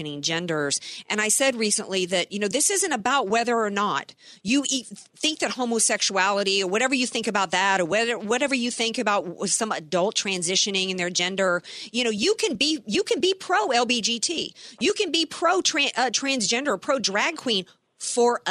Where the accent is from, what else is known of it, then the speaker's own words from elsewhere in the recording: Deep South, United States; now in San Diego, United States; I grew up in the Deep South